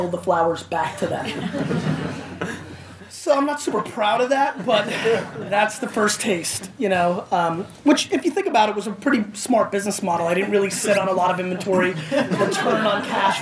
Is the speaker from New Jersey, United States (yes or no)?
yes; Edison, New Jersey, United States; also born or lived in Belarus / Queens, New York; And then I moved to New Jersey and basically grew up in Edison, New Jersey.